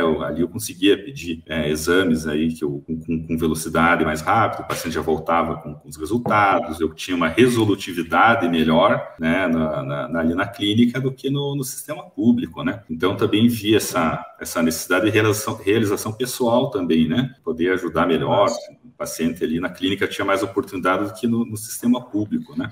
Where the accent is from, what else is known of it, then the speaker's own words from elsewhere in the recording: Curitiba, Paraná, Brazil; moved away as an adult; now in Toledo, Brazil; morava em Curitiba até então, sou natural de Curitiba, capital do Paraná